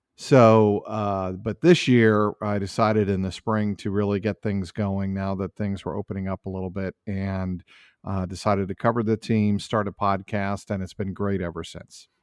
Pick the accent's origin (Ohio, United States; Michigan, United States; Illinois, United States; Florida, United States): Ohio, United States; Cincinnati; moved away as an adult; also born or lived in New England; I'm from Cincinnati, went to Indian Hill High School, graduated way back in the mid-eighties